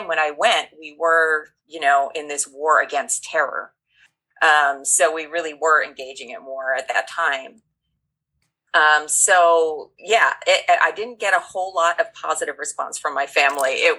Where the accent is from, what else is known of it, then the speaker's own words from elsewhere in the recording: United States; being an American